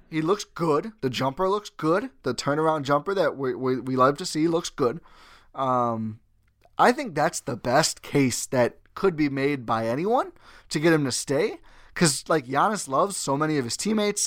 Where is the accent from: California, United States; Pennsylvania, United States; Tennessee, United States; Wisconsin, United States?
Wisconsin, United States; Milwaukee; born and raised in Milwaukee, Wisconsin